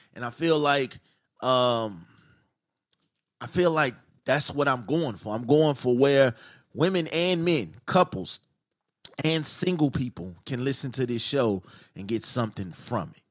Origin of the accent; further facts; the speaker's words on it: Chicago, Illinois, United States; I'm from Chicago